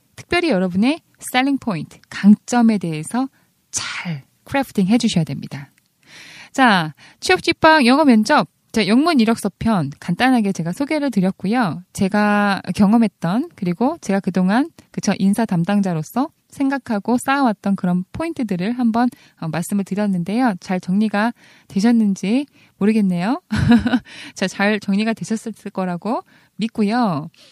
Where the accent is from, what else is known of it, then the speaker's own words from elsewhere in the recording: South Korea; first language Korean; 저희들의 모국어 mother tongue은 코리안이죠. second language가 English예요.